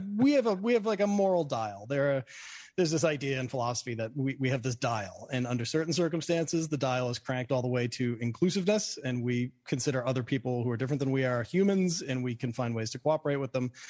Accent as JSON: {"language": "English", "town": "Boston", "region": "Massachusetts", "country": "United States", "tie": "born or raised there", "moved": "yes", "lives_now": "New York, United States", "said": "I grew up in Boston, and I, so I wear a Red Sox hat"}